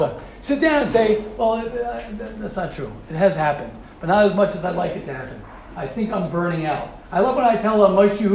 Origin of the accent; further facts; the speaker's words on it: United States; I'm an American guy